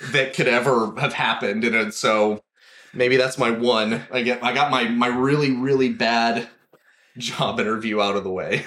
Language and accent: English; Four Corners area, New Mexico, United States; now in Los Angeles, United States; I grew up in New Mexico, um, up in the Four Corners area specifically. It's just kind of the northwestern corner mm-hmm. of the state.